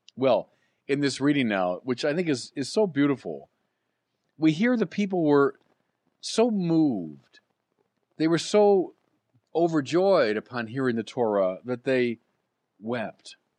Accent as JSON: {"language": "English", "country": "United States", "said": "As Americans"}